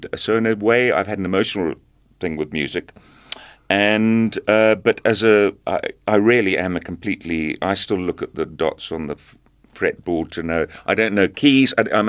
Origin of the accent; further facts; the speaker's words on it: Zambia; born there; I was born in Zambia, and I did grow up listening to some of the songs that we're going to hear now.